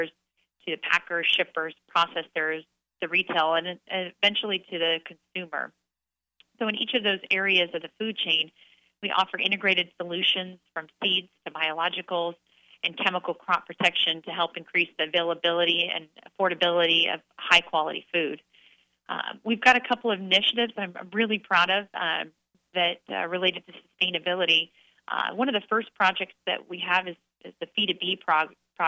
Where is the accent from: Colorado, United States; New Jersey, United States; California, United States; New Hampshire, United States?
California, United States; Clovis; I grew up in Central California in a little town called Clovis outside of Fresno